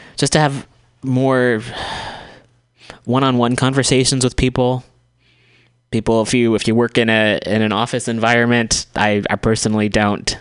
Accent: United States; being an American

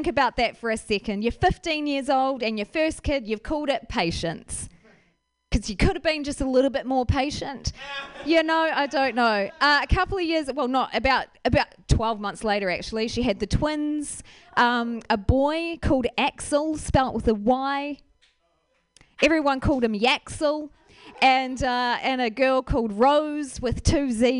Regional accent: Ashburton, Canterbury, New Zealand; I'm from a small town in New Zealand called Ashburton

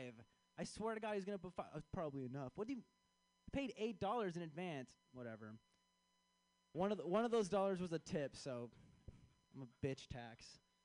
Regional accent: Chicago, Illinois, United States; I am from Chicago

